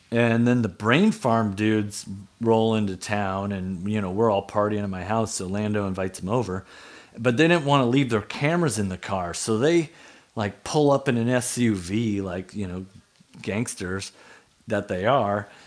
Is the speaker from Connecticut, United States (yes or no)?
no; Anchorage, Alaska, United States; Oh man, I mean, I grew up in Spenard, so I I had friends who made cocaine into crack.